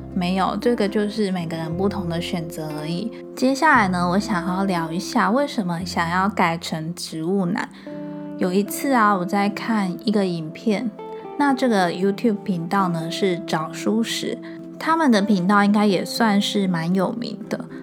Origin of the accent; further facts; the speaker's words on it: Changhua County, Taiwan; 我是长话人